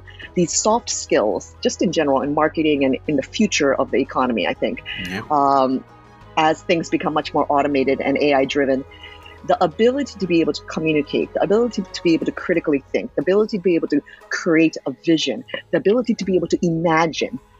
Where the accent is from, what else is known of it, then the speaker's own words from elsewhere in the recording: United States; also born or lived in Japan; raised in the United States